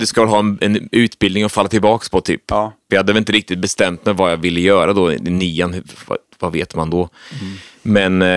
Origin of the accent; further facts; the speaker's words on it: Söderköping, Östergötland, Sweden; now in Stockholm, Sweden; Det är Söderköpings kommun. Så att jag det är upp, uppvuxen